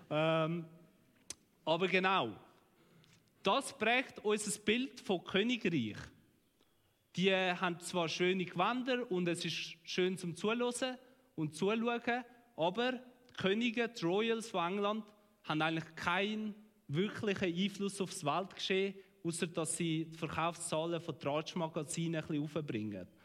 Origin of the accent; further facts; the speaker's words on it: Switzerland; Sie wollen eigene Gärtli. In dem sind wir Schweizer auch recht gut.